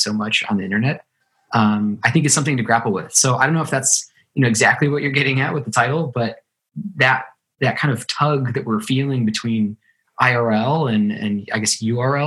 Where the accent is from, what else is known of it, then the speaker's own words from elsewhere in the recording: Ohio, United States; moved away; I grew up in Ohio, a small kind of city in Ohio